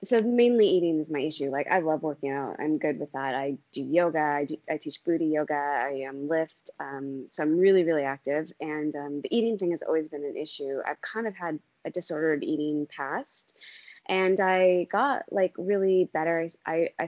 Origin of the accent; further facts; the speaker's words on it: Maine, United States; moved away as an adult; now in Germany; I'm originally from Maine, but I live over here with my husband and my family